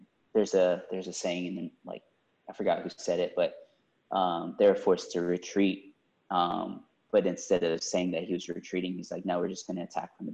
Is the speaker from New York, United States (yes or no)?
no; Houston, Texas, United States; I grew up in Southwest Houston